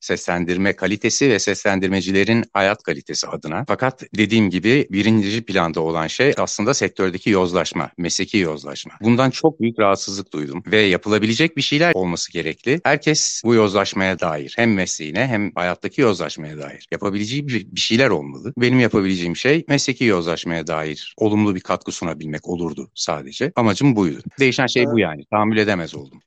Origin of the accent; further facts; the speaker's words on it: Istanbul, Turkey; 1972'de İstanbul'da doğdum.